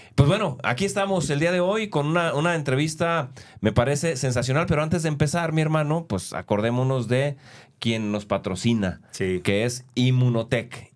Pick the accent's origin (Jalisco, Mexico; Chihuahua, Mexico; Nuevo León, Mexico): Jalisco, Mexico; Guadalajara; Yo, nací en Guadalajara, producto de papás que se vinieron casados del rancho